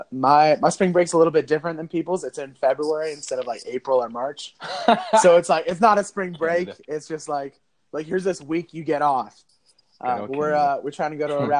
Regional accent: Vancouver, Washington, United States; I grew up in Vancouver, yeah. Washington, right across from Portland

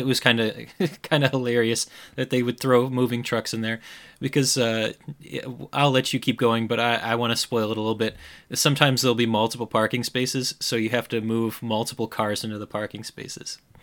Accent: Midwest, United States; accent: Midwestern; my Midwestern accent

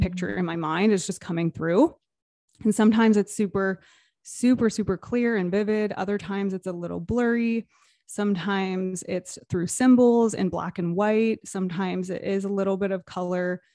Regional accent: Toronto, Canada area, Ontario, Canada; I am from Toronto, Canada area, just outside of Toronto

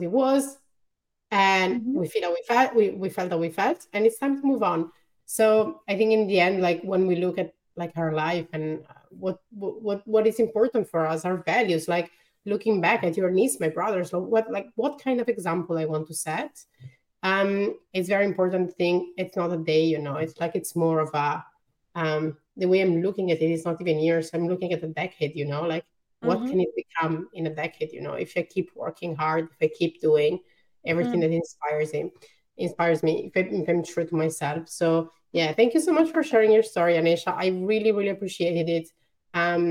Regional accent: Italy; accent: Italian; English is a second language; my Italian accent

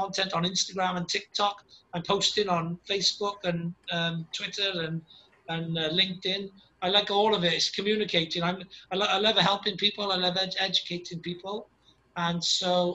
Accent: Wales, United Kingdom; I'm a Welsh dragon myself

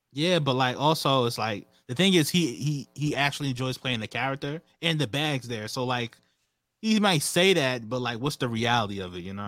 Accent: Hempstead, New York, United States; I'm from Hempstead, New York

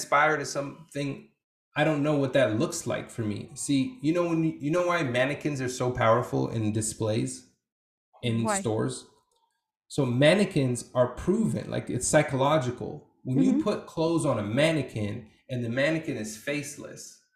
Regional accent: Portland, Oregon, United States; also born or lived in refugee camp; growing up in Portland in the Northwest

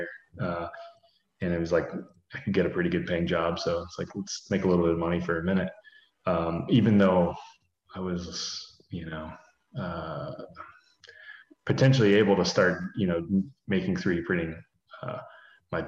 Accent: Columbus, Ohio, United States; I'm from Columbus, Ohio

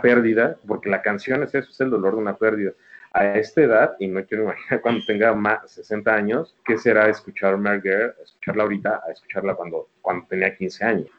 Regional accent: Mexico City, Mexico; soy chilango

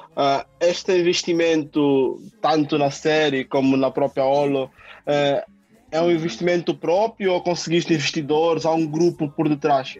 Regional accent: Angola; moved away; eu como angolano

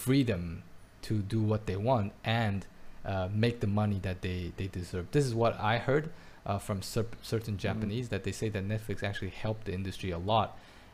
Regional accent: Belgium; now in Taiwan; I grew up in Belgium

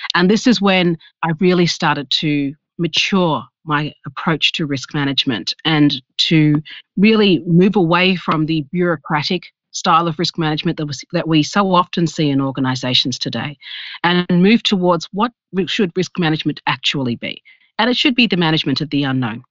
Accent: Australia; I am from Australia

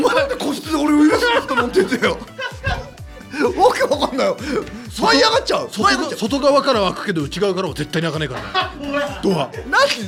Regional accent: Hokkaido, Japan; 俺北海道出身なんだけど

